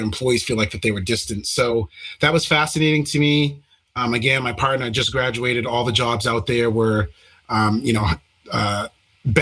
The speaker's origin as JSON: {"language": "English", "region": "Maine", "country": "United States", "moved": "yes", "said": "I'm originally from Maine"}